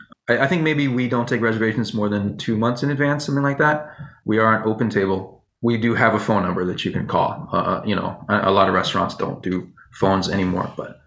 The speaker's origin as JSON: {"language": "English", "region": "Virginia", "country": "United States", "tie": "born or raised there", "said": "I grew up in Virginia"}